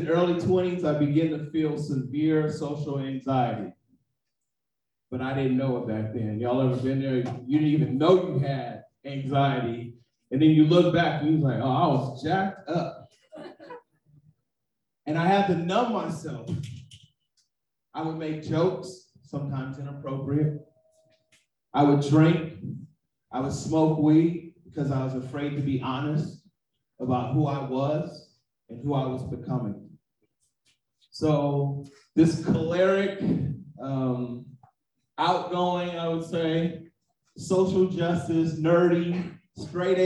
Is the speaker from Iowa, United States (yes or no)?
no; Oakland, California, United States; also born or lived in San Francisco; I'm from Oakland. I'm from the town. That's what we call it. We call it the town. If you're in the Bay Area, San Francisco is the city. I'm from both. I was born in the city, then I moved to the town